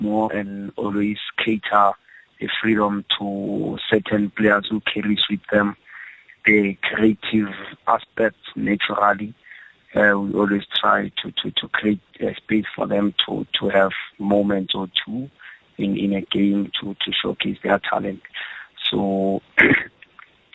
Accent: Johannesburg, Gauteng, South Africa; I was born in Alex. I started everything in Alex

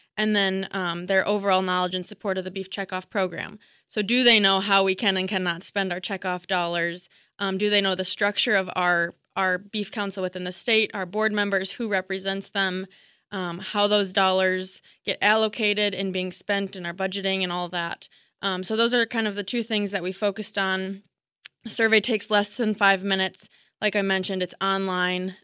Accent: Missouri, United States; moved away as an adult; also born or lived in Wisconsin; now in Rio, Wisconsin, United States; I'm originally from Missouri. Um, I moved to Wisconsin in 2017

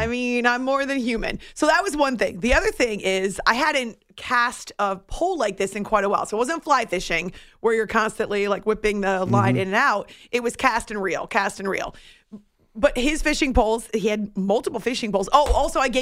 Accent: New Hampshire, United States; I grew up in New Hampshire

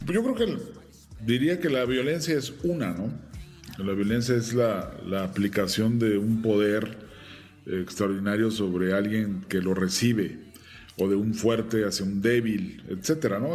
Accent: Mexico; siendo un actor mexicano, con una trayectoria en cine mexicano

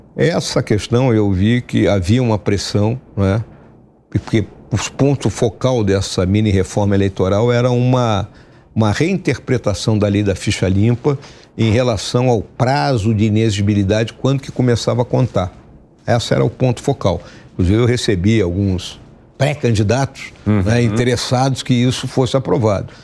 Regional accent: Rio Grande do Sul, Brazil; lá no meu estado, no Rio Grande do Sul

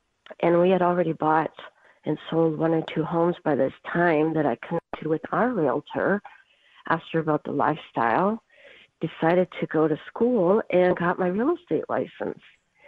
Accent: Minnesota, United States; now in Houston, United States; I was actually born on a farm in Minnesota. I grew up a farm kid, the baby of five girls.

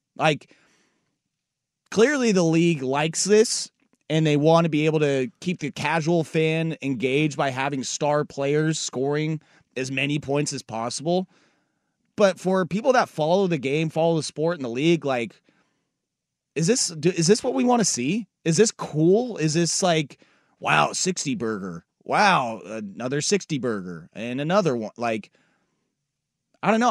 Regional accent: Portland, Oregon, United States; moved away; the city that I grew up in, Portland

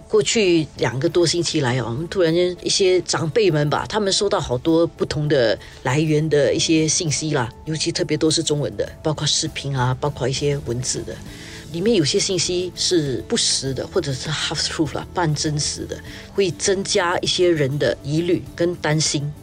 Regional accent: Singapore; 作为新加坡人

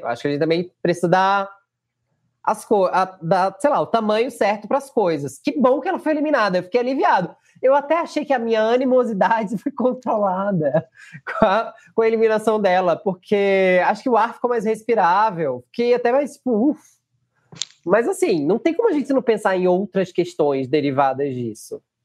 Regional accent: Northeast Region, Brazil; eu sou nordestino

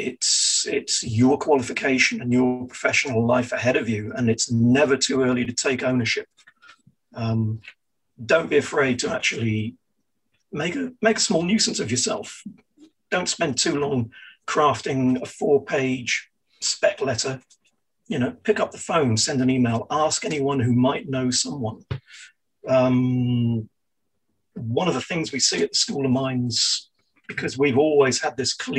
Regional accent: Falmouth, South West England, United Kingdom; moved away as an adult; born and raised in Falmouth, Cornwall

